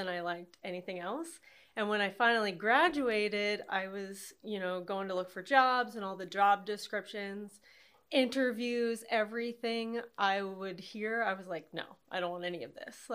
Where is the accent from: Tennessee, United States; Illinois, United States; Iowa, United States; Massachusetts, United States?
Iowa, United States; Altoona; also born or lived in Kansas City; I grew up there in Altoona in the country.